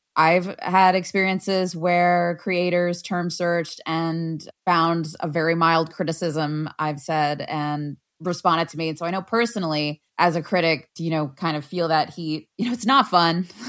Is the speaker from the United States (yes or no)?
yes; United States; as an American